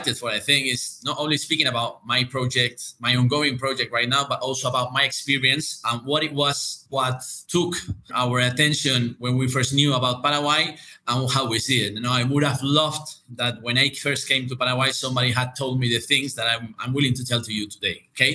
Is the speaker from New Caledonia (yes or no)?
no; Spain; I'm from Spain